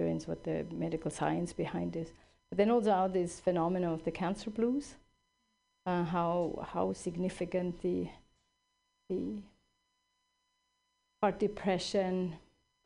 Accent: Switzerland; now in California, United States; I grew up in Switzerland

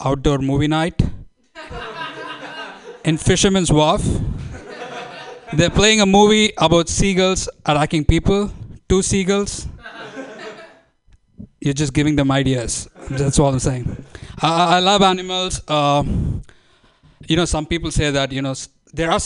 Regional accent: India; moved away as an adult; now in San Francisco, United States; I'm from India

